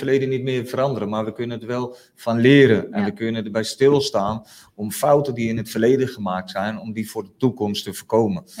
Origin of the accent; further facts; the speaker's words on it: Friesland, Netherlands; moved away; also born or lived in Utrecht; ik voel me met Friesland nog steeds verbonden, zeg maar. Hè. Ik ken de waarden en normen een beetje in Friesland